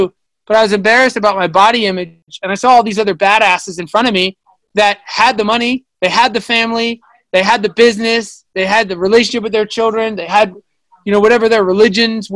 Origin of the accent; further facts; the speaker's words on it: Long Island, New York, United States; I'm from Long Island, New York.